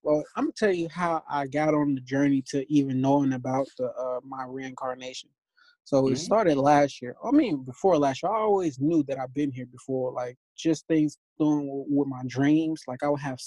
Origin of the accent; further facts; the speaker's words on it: Gary, Indiana, United States; now in Las Vegas, United States; I live in Las Vegas, but I'm from Gary, Indiana.